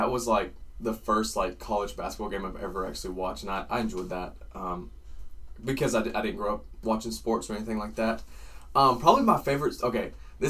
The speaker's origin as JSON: {"language": "English", "town": "Mount Airy", "region": "North Carolina", "country": "United States", "tie": "born or raised there", "said": "I grew up in Mount Airy, born and raised in Mount Airy, okay?"}